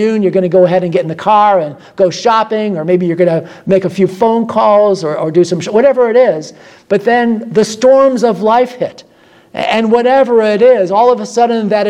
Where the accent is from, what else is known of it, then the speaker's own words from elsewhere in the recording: Midwest, United States; now in Florida, United States; I come from the Midwest